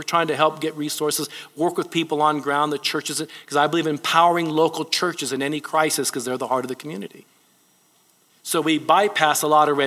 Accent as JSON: {"language": "English", "country": "Japan", "tie": "born or raised there", "moved": "yes", "said": "I was born in Japan. My mother was Japanese."}